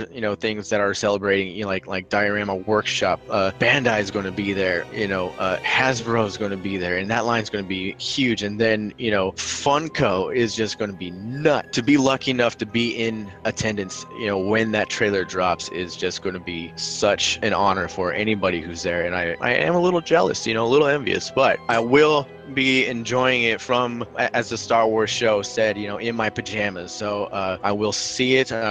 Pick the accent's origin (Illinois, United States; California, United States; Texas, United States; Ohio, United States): California, United States; I am from California